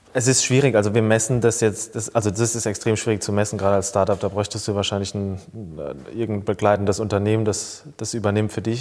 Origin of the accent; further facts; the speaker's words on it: near Mannheim, Rhineland-Palatinate, Germany; moved away as an adult; also born or lived in Speyer; now in Frankfurt, Germany; eigentlich bin ich ein Pelzerbu, der in ah. Frankfurt heimisch geworden ist. Ich bin äh, in der Nähe von Mannheim, so gesehen, äh, als Kind aufgewachsen, in Speyer geboren, ähm, aber lebe jetzt seit fast zehn Jahren in Frankfurt